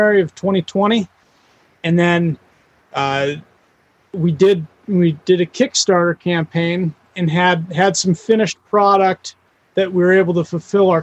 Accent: Wyoming, United States; I grew up I'm from Wyoming and grew up on a ranching community.

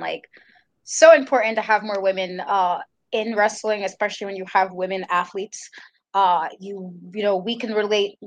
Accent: New York City, New York, United States; New Yorker

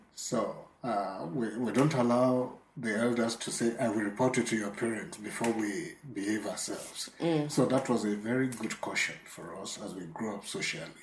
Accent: Ibadan, Oyo, Nigeria; also born or lived in Lagos, Nigeria; We moved to Ibadan from Lagos mm-hmm. Uh, because my father got a job in Ibadan

